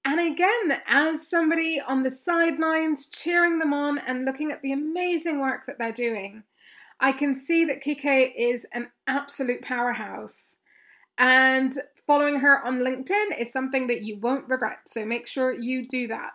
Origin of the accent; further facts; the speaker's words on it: Kenya; I grew up in Kenya